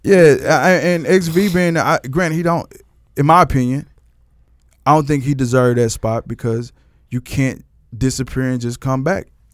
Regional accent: Texas, United States; I'm from Texas.

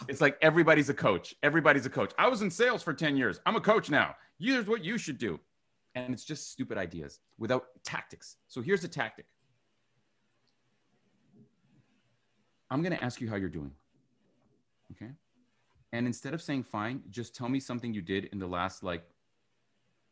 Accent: Vancouver, British Columbia, Canada; I'm from Vancouver

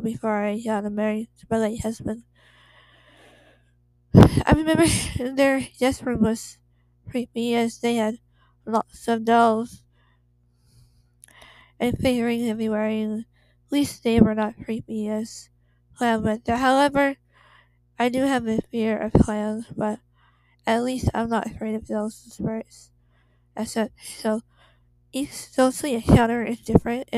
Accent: Torrance, California, United States; I was born and raised in Torrance, California

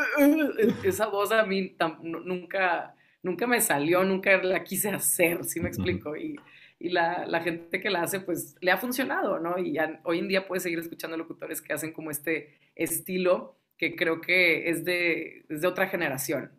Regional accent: Ciudad Victoria, Tamaulipas, Mexico; now in Monterrey, Mexico; nosotros somos de Ciudad Victoria. Yo nací aquí en Monterrey, pero crecí en, Tamaulipas.

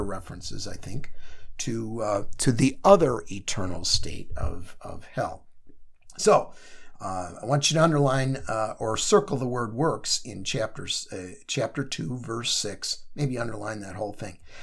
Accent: Chicago, Illinois, United States; I come from Chicago

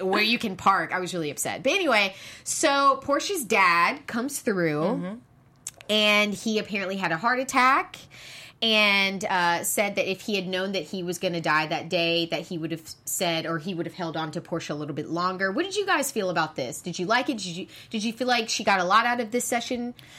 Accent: Charleston, South Carolina, United States; I'm from the South, I'm from South Carolina

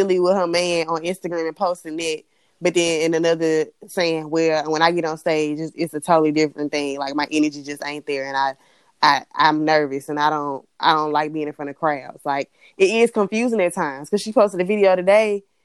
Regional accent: Mississippi, United States; I was all the way from Mississippi

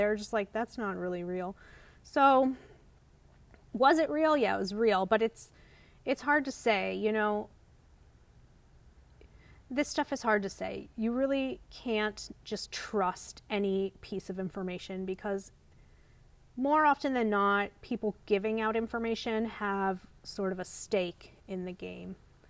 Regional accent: South Florida, United States; I'm from South Florida. There's a huge Israeli population. And my father is actually half Israeli.

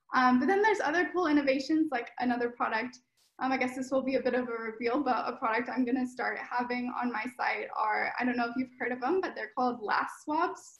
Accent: Sacramento, California, United States; now in Los Angeles, United States; I'm from NorCal, from Sacramento Bay Area area, and I'm currently living in Los Angeles

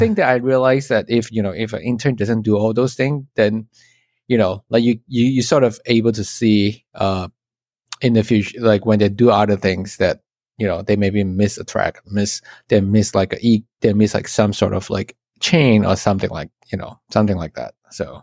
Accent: Malaysia; moved away as an adult; now in United States; I'm from Malaysia, and then I came to the States

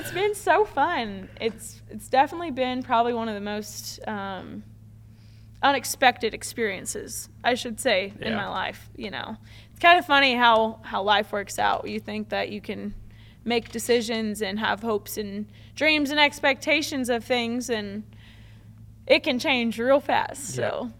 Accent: Palm Creek, Oklahoma, United States; it was a local place that was close to my hometown in Palm Creek, Oklahoma.

